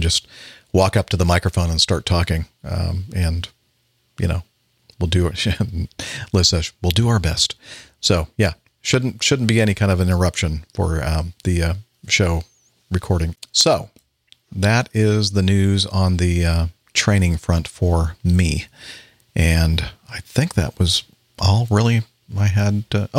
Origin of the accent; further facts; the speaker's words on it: South Africa; yes, I'm originally from South Africa